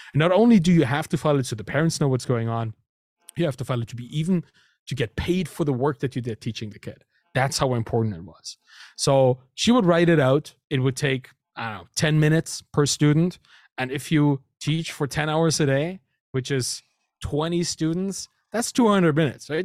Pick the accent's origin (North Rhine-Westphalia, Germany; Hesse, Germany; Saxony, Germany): Saxony, Germany; Dresden; first language German; English is a second language; moved away as an adult; also born or lived in Berlin, Germany / Canada; I moved to Berlin from Dresden, my hometown, in Saxony, in Germany.